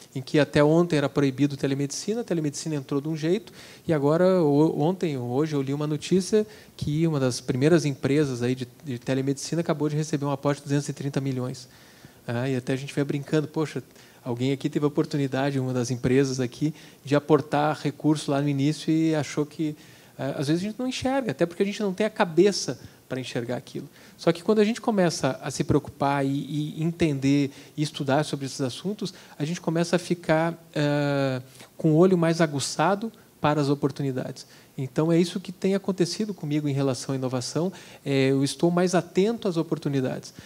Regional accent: Brazil; como brasileiro

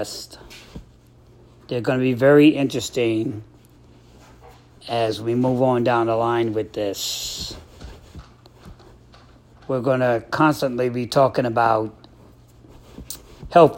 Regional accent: New York City, New York, United States; moved away; growing up in Brooklyn, New York, over there on Borum Street.

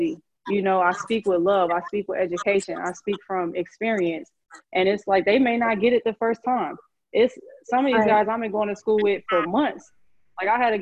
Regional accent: Chicago, Illinois, United States; I grew up in Chicago

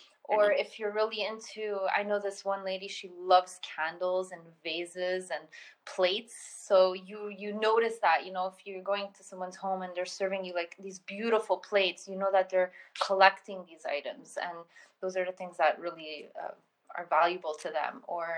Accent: Colombia; born there; I was born in Colombia, so I always had two different cities of influence when it came to design and culture and authenticity and language and everything.

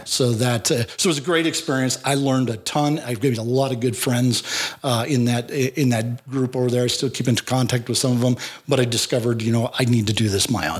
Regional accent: Wyoming, United States; also born or lived in Laramie, Wyoming / Sheridan, Wyoming / Big Horn, Wyoming; I was born in Laramie, Wyoming

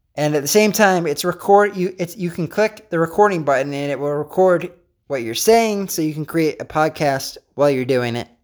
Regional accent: Pennsylvania, United States; I'm from Pennsylvania.

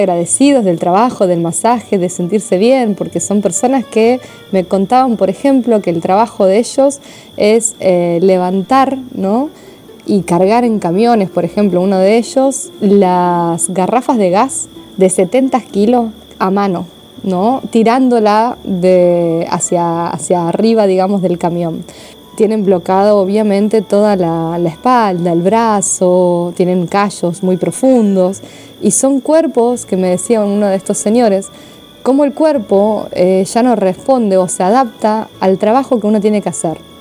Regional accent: Argentina; now in Italy; soy argentina

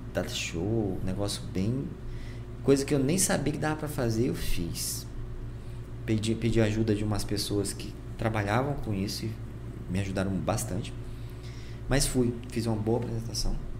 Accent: Porto Velho, Rondônia, Brazil; eu era de Porto Velho

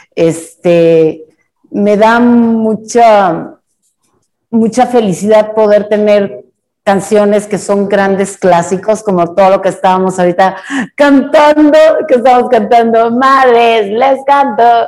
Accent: Monterrey, Nuevo León, Mexico; yo soy de Monterrey

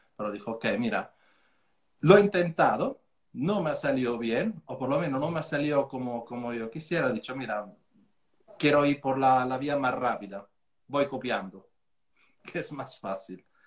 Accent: Formia, Lazio, Italy; Spanish is a second language; moved away as an adult; also born or lived in Switzerland / London; now in Mijas, Spain; de Italia yo soy de Formia

